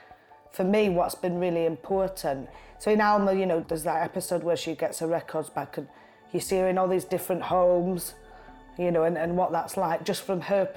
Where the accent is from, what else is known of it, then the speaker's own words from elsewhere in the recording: Lancashire, North West England, United Kingdom; accent: Lancashire; also born or lived in Bristol; it's kind of probably in my accent as well, really. But the Lancashire rhythm is there